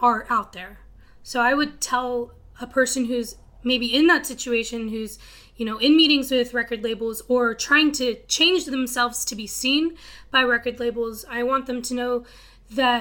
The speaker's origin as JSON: {"language": "English", "region": "Texas Panhandle", "country": "United States", "tie": "born or raised there", "moved": "yes", "said": "I'm from Texas, from this little city in the middle of nowhere. It's called the Panhandle"}